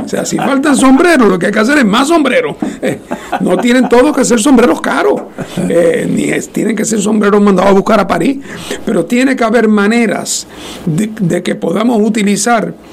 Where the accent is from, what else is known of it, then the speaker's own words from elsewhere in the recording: Guánica, Puerto Rico; Eh, y es más que yo no soy ni de ese pueblo, yo soy de Guánica que estaba paseando por